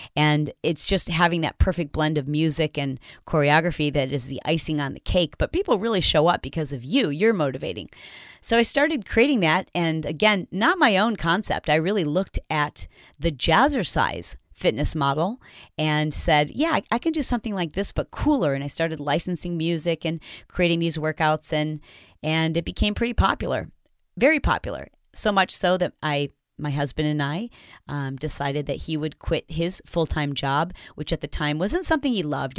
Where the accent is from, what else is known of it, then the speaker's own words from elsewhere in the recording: Michigan, United States; also born or lived in Detroit / Fowlerville / Portland, Michigan / Grand Rapids; I grew up in Michigan, born in Detroit, but I lived all over Michigan